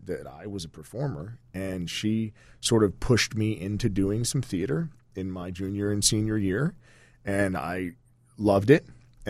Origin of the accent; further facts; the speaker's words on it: Virginia, United States; also born or lived in Washington, D.C.; I was born in Washington, D.C., but my mother and father were living in a little stone house in Northern Virginia on the side of a mountain